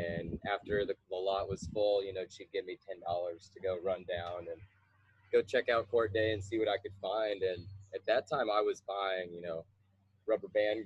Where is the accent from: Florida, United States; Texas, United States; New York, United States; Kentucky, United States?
Kentucky, United States; Lexington; I'm originally from Lexington, Kentucky. Lived here most of my life.